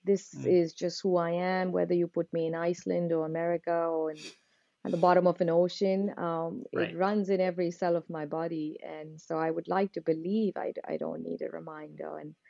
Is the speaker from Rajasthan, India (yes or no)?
yes; Udaipur, Rajasthan, India; because I've also been born and brought up in Udaipur.